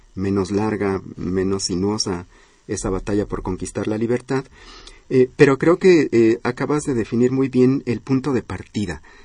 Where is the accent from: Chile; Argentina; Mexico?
Mexico; orgullo de ser mexicanos